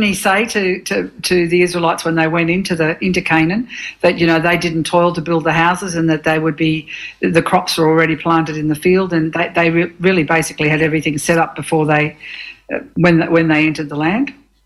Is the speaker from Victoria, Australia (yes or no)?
yes; Dandenong, Victoria, Australia; I was brought up in the Reformed Church, as you know.